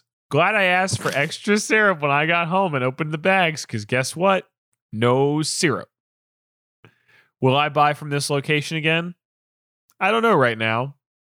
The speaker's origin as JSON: {"language": "English", "region": "Alabama", "country": "United States", "tie": "born or raised there", "said": "this is the church I went to in growing up in Alabama was St. Lawrence."}